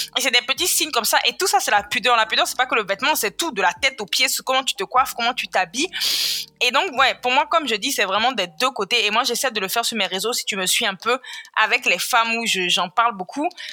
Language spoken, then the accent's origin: French; Côte d’Ivoire; Je suis née, j'ai grandi en Côte d'Ivoire